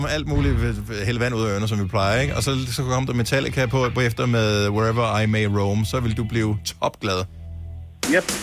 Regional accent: Southern Denmark, Denmark; Selv som Fynbo

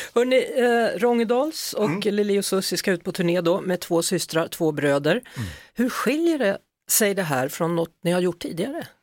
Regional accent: Västergötland, Västra Götaland, Sweden; moved away; Nu ska vi till mina hemtrakter här minsann. Vi ska till Västergötland och Kvänum

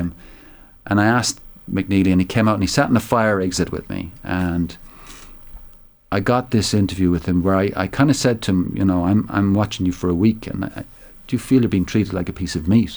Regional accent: Tipperary, Munster, Ireland; I'm from Tipperary

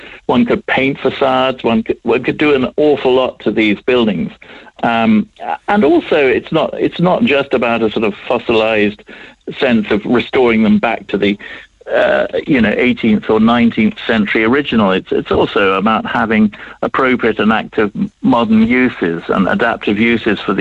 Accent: England, United Kingdom; accent: English; moved away as an adult; now in Cork, Ireland; my English accent, but I've been here since 1986, and I've virtually got the Cork passport

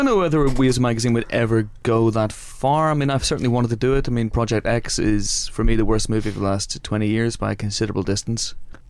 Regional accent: Northern Irish, Northern Ireland, United Kingdom; It's a diplomatic way of saying we're Northern Irish.

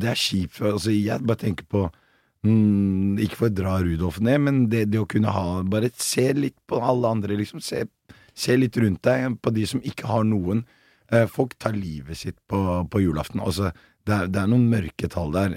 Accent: Oslo, Norway; jeg vokste opp på Bøler, og så har jeg flytta ut

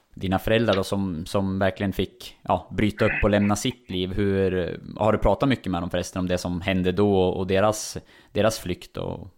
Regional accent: Sundsvall, Västernorrland County, Sweden; Som Sundsvallsbo

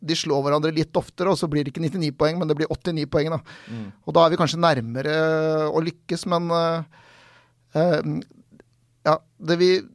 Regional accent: Norway; vi kommer fra Norge

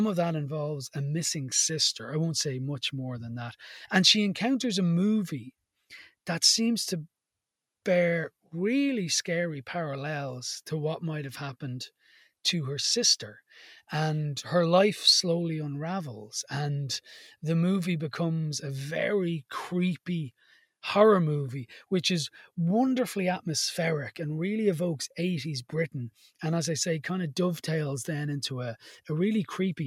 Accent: Dublin, Leinster, Ireland; where I lived in Blanchardstown

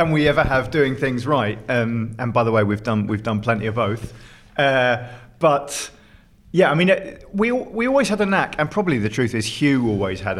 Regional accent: United Kingdom; we grew up just outside London a long, long time ago

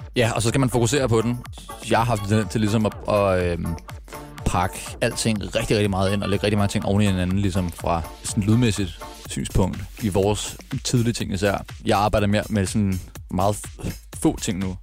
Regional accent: Frederiksberg, Capital Region of Denmark, Denmark; also born or lived in Birkerød; Født, født og opvokset på Frederiksberg

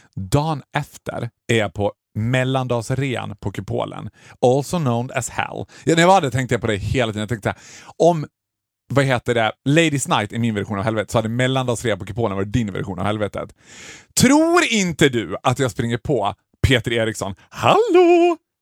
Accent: Borlänge, Dalarna County, Sweden; moved away; när jag var hemma i Borlänge

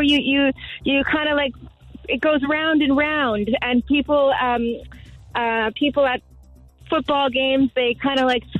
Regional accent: Canada; moved away as an adult; now in Cork, Ireland; I'm Canadian, but I've been down here for 2 years

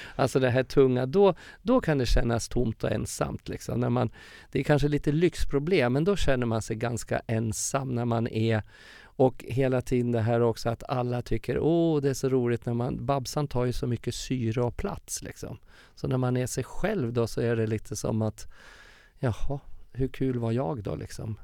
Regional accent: Furuvik, Gävleborg County, Sweden; moved away; also born or lived in Stockholm / Uppsala; min uppväxt i Furviksparken

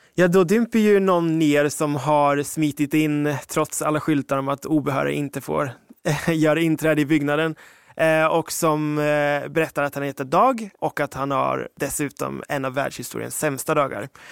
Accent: United Kingdom; now in Ekerö, Sweden; som britt

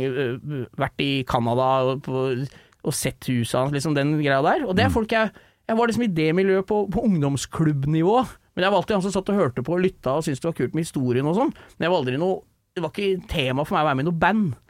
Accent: Rælingen, Akershus, Norway; jeg er eh, fra Rælingen, holdt jeg på å si, ute ved Lillestrøm

